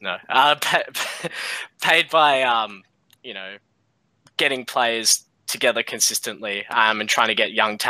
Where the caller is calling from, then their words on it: Perth, Western Australia, Australia; accent: Australian; I'm calling from Perth in Australia.